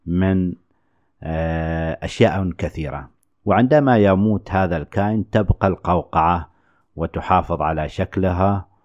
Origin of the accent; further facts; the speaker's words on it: Oman; هذه إحدى الأنشطة البحرية التي نمارسها على شاطئ البحر في بلادنا عمان